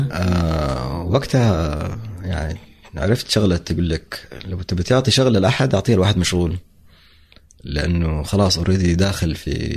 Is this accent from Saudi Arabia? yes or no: yes; Saudi Arabia; نحن لوكلز نحن سعوديين